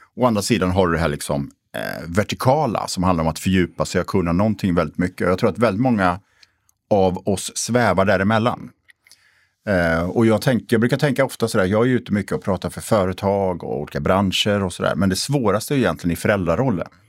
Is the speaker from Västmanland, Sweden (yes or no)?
no; Borås, Västra Götaland, Sweden; now in Stockholm, Sweden; jag är född och uppvuxen i Borås